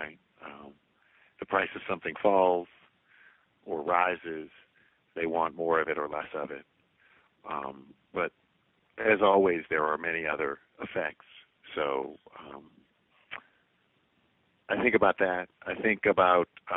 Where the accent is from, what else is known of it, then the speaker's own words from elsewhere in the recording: New Orleans, Louisiana, United States; growing up in New Orleans, and especially as a music lover